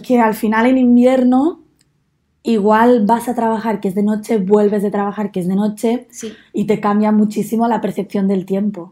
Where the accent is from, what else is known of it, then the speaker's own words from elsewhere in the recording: Manlleu, Catalonia, Spain; moved away as an adult; now in Newcastle, United Kingdom; yo soy de una ciudad muy pequeña que se llama Manlleu y que está como a una hora más o menos de Barcelona